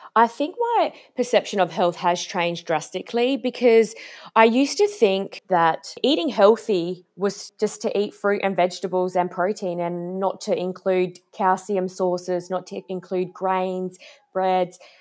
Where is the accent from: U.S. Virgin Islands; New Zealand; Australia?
Australia; Adelaide, South Australia; I'm from Adelaide